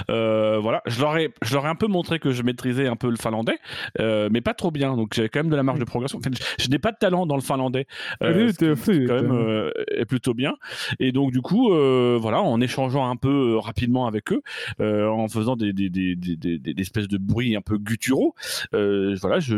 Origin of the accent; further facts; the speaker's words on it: Normandy, France; Ça tombe bien, je suis normand.